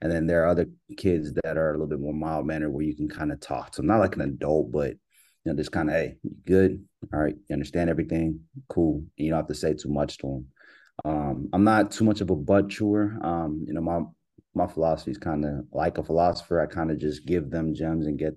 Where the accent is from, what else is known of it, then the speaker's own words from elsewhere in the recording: Pearland, Texas, United States; grew up in Pearland, Silver Lake, Shadow Creek area.